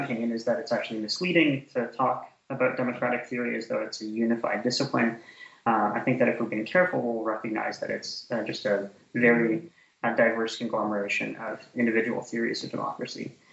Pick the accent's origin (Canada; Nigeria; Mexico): Canada; moved away; also born or lived in Ottawa, Ontario; I'm Canadian originally, so I um, did my undergraduate degree and my master's degree in Canada at Carleton University in Ottawa, Ontario.